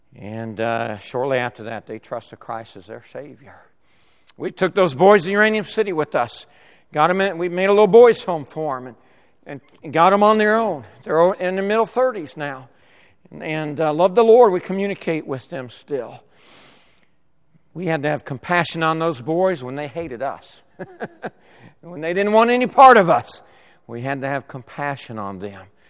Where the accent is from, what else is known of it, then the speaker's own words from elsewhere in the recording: La Mesa, California, United States; also born or lived in Sacramento, California; I was born and raised in La Mesa, California, moved to Sacramento at, at age, uh, in sixth grade and lived there till twenty, through twenty-three years of age.